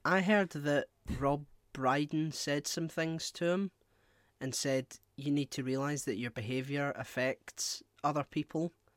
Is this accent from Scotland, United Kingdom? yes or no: yes; Scotland, United Kingdom; as a Scottish person